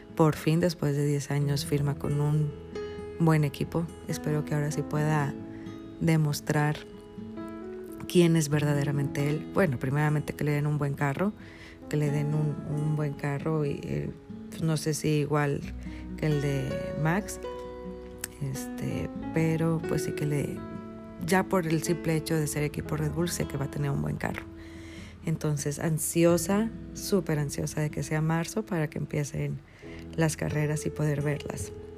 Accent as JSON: {"language": "Spanish", "town": "Monterrey", "region": "Nuevo León", "country": "Mexico", "tie": "born or raised there", "said": "soy regia, soy regia de nacimiento"}